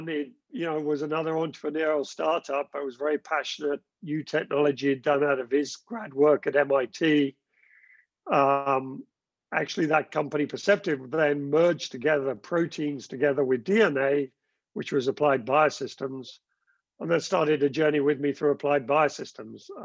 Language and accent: English; South West England, United Kingdom; accent: Gloucestershire; I, I grew up in the west of the country in Gloucestershire. Uh, I think I've long lost my Gloucestershire accent, um, but went to school there.